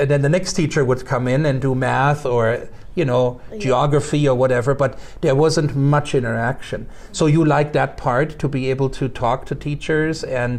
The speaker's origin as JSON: {"language": "English", "country": "Germany", "tie": "born or raised there", "second_language": "English", "said": "And come to think of it, growing up in Germany, that was pretty much what I remember too."}